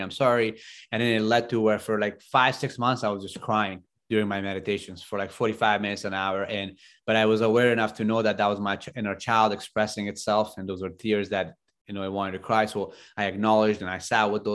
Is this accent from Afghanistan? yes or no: yes; Afghanistan; moved away; I grew up in Afghanistan